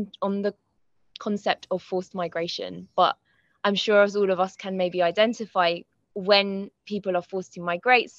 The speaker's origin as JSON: {"language": "English", "town": "Croydon", "region": "London", "country": "United Kingdom", "tie": "born or raised there", "said": "My mum's grandparents met in Croydon. I've lived there my whole life, except for very recently when I moved to North London"}